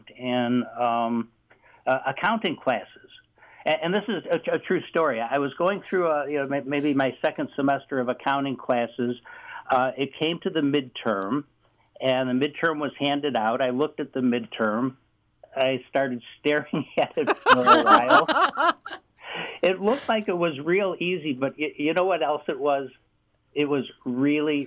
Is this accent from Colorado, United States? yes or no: no; Chicago, Illinois, United States; accent: Chicago; you could probably tell from my Chicago accent that I am a Chicago guy by birth. Northwest side of Chicago, the Lincoln Lawrence Western neighborhood, brought up over there